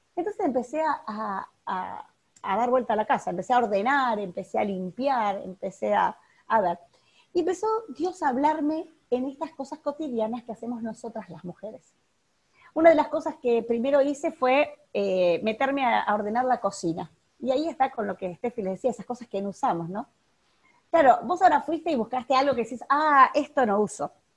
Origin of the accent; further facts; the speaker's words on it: Uruguay; no soy argentina, soy uruguaya